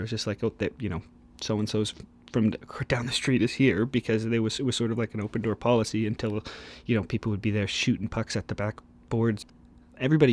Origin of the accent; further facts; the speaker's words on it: Oakville, Ontario, Canada; I grew up in Oakville, Ontario, just outside of Toronto